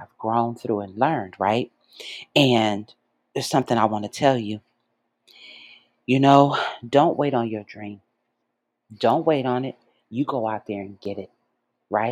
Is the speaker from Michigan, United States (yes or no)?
yes; Detroit, Michigan, United States; moved away as an adult; my hometown of Detroit